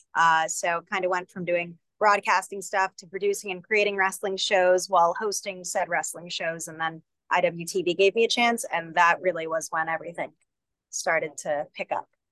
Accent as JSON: {"language": "English", "region": "Northeast", "country": "United States", "said": "I'm from the Northeast."}